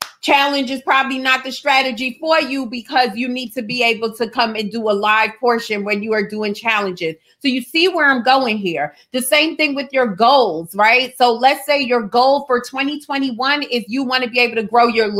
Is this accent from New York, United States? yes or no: yes; New York, United States; I'm from New York